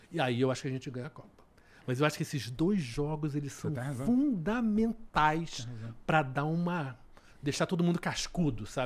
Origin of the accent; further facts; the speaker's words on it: Brazil; Nós somos brasileiros